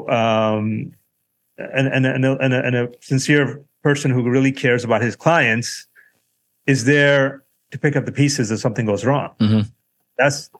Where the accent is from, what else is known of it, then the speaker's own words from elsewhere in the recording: Southern California, United States; I grew up in Southern California